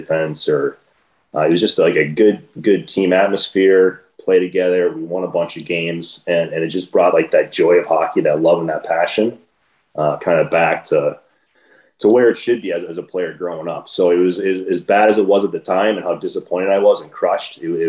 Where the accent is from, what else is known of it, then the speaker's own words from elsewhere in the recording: Minnesota, United States; Sure. So growing up was great. I had a little lake behind my house. We'd always be out there skating all the time.